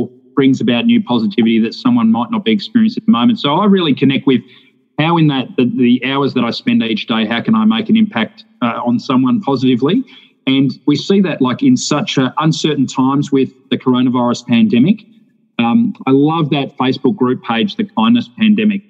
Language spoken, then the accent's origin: English; Australia; as a young person growing up in Australia